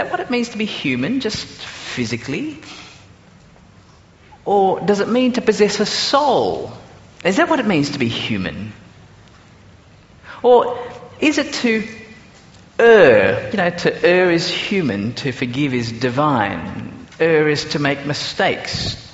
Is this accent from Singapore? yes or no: yes; Singapore; now in Australia; I grew up in Singapore before actually coming out to Australia